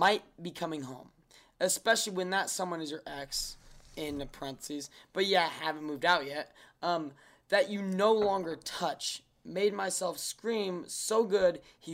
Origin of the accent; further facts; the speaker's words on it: Sacramento, California, United States; we grew up in Sacramento